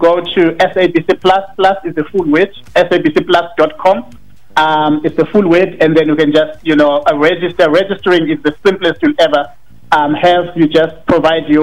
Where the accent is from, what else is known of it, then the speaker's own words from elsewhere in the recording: Cape Town, Western Cape, South Africa; moved away as an adult; now in Johannesburg, South Africa; I was born and bred in Cape Town. I studied in Cape Town.